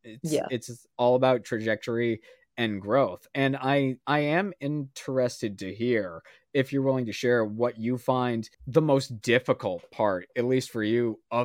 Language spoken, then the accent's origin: English; Maine, United States; I love everybody that I grew up in Maine